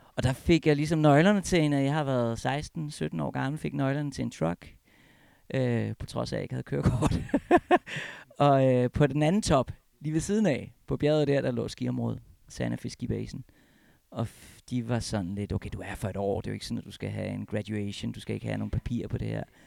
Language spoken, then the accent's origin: Danish; Copenhagen, Capital Region of Denmark, Denmark; moved away as an adult; also born or lived in Alps; now in Hornbæk, Denmark; jeg er oprindelig fra København